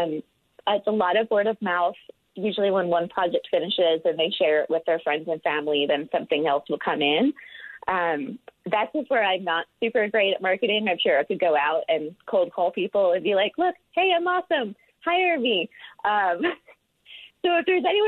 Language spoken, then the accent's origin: English; outside of Charleston, Deep South, South Carolina, United States; accent: southern drawl; moved away as an adult; also born or lived in Florida / Atlanta, Georgia; now in Utah, United States; I am from the Deep South. So I grew up outside of Charleston, and I went to school in Florida and then lived in Atlanta before coming out here